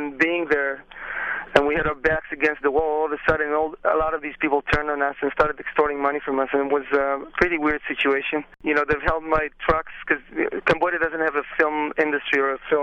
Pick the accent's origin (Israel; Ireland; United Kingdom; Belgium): Israel; moved away; I'm originally from Israel